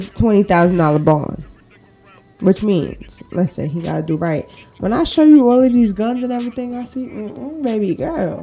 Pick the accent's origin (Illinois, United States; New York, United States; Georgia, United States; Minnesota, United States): New York, United States; New York City; now in North Carolina, United States; I'm from Brooklyn